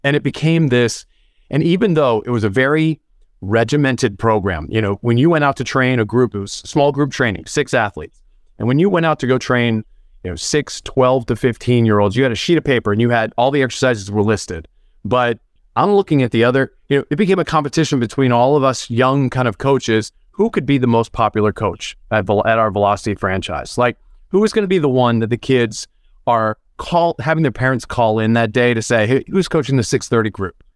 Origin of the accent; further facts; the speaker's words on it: United States; moved away as an adult; also born or lived in China; I'm an American. I worked in America in strength and conditioning for about, about fifteen years